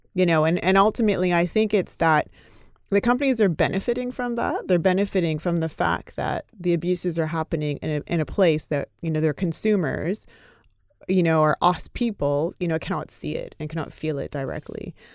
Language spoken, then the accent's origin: English; Canada; I grew up in Canada